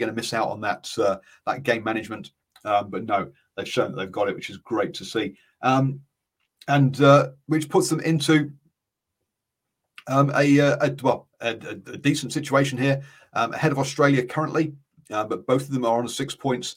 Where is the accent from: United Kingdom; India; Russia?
United Kingdom; England; as an Englishman